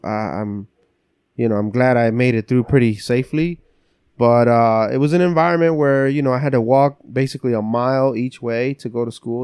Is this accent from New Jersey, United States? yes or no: yes; West New York, New Jersey, United States; first language English; also born or lived in Lancaster, Pennsylvania; now in Pennsylvania, United States; I grew up in North Jersey, so. uh West New York, New Jersey.